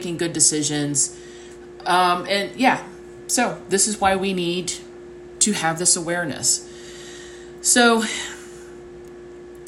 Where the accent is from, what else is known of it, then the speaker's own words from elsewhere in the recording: United States; the way I was raised in the United States at a certain time in history